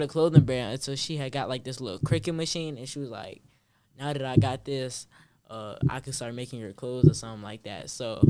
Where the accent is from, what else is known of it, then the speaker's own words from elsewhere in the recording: Richmond, Virginia, United States; I got a clothing brand. I go to Manchester High School. I'm from Richmond.